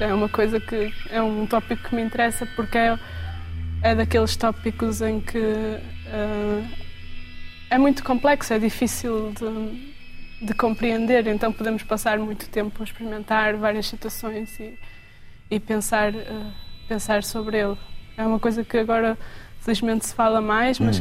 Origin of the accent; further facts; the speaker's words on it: Vila do Conde, Norte, Portugal; also born or lived in Braga; Eu cresci em Vila de Conde, sou de Braga, mas cresci em Vila de Conde